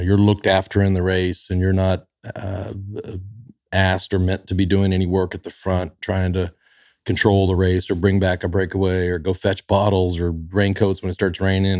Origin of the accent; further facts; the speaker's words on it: Dallas, Texas, United States; growing up in Dallas